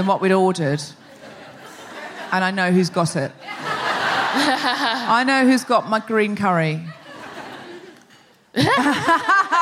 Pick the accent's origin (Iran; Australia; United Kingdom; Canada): Australia; I'm Australian.